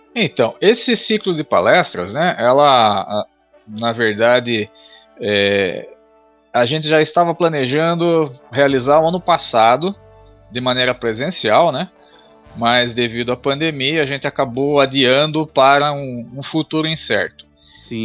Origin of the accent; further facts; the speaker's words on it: Tatuí, São Paulo, Brazil; como cidadão tatuiano, como nascido e criado em Tatuí